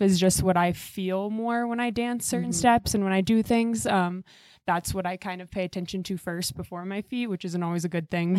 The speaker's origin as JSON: {"language": "English", "town": "Iowa City", "region": "Iowa", "country": "United States", "tie": "born or raised there", "said": "I grew up in Iowa City"}